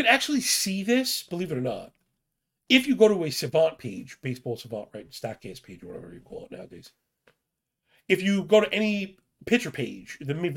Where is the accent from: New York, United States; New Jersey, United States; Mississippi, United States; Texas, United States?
New York, United States; New York City; I'm from Brooklyn